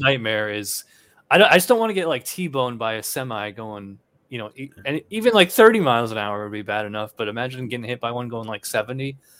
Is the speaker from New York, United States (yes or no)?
yes; Albany, New York, United States; moved away as an adult; also born or lived in Illinois / Virginia; now in Florida, United States; I'm actually from Albany, New York, which is the state capital of New York.